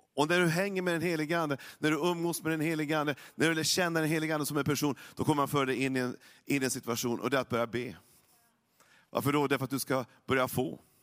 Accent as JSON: {"language": "Swedish", "area": "Norrland, by the Lule River", "region": "Norrbotten County", "country": "Sweden", "tie": "born or raised there", "said": "Jag kommer uppifrån Norrland, så att jag har ju varit vid Sveriges näst största älv hela livet och skridskor hela livet, eller sen när jag var, när jag var liten i alla fall. Luleälv"}